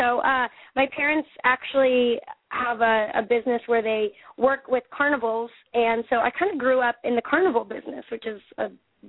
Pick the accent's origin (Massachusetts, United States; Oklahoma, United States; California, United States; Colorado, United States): Colorado, United States; Westminster; born there; I was, yep.